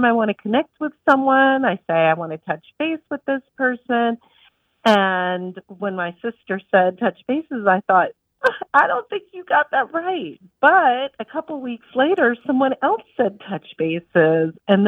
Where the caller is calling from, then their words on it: Charlotte, North Carolina, United States; I'm calling from Charlotte, North Carolina.